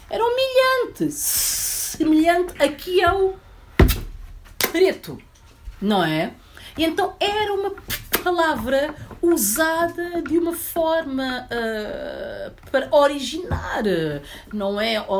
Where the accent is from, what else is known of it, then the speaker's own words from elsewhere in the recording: Guinea-Bissau; eu não, eu sou guinense.